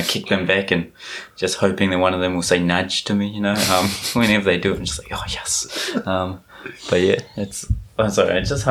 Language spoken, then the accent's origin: English; Rotorua, Bay of Plenty, New Zealand; now in Japan; Born and raised in Rotorua, went to Auckland University. Then graduated, came to Japan and started translating at Coca-Cola Red Sparks.